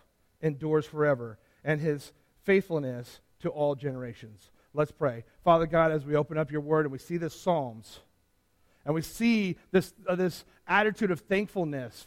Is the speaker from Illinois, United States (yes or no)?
no; San Diego, California, United States; I grew up in San Diego